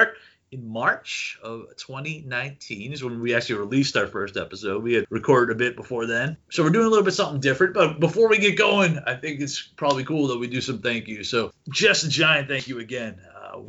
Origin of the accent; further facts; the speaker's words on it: Manchester, New Hampshire, United States; Baptized into, at the time, at least in Manchester